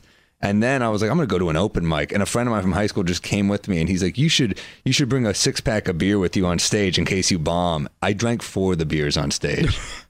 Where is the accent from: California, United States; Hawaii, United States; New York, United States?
New York, United States; New York City; I'm from New York City.